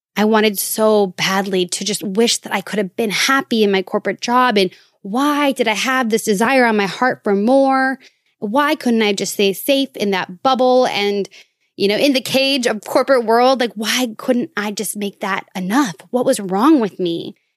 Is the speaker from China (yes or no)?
no; Minnesota, United States; moved away; my home state of Minnesota